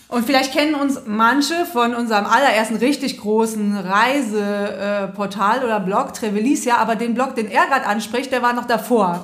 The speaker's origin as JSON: {"language": "German", "region": "Rhineland", "country": "Germany", "said": "Ich komme auch aus dem Rheinland"}